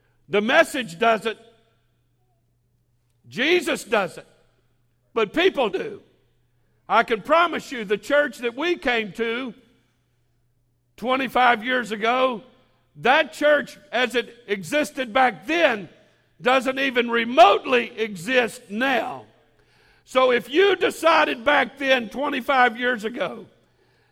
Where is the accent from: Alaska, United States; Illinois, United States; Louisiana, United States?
Louisiana, United States; Baton Rouge; born and raised in Baton Rouge